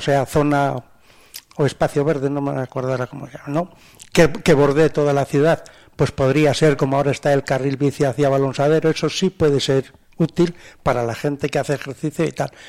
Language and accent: Spanish; Burgos, Castile and León, Spain; now in Soria, Spain; yo que procedo de Burgos